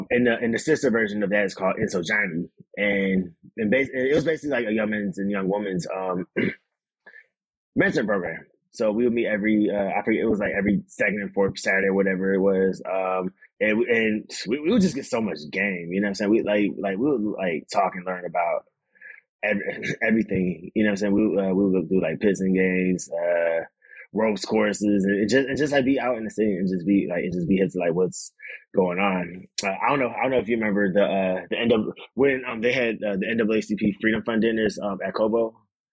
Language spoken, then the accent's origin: English; Detroit, Michigan, United States; I'm from Detroit